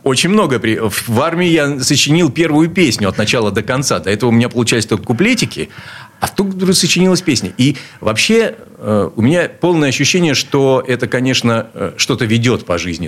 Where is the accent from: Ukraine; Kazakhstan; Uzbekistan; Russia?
Russia; Saint Petersburg; Я родился здесь, в Ленинграде. В Ленинграде. Э, в детстве жил на улице Стачек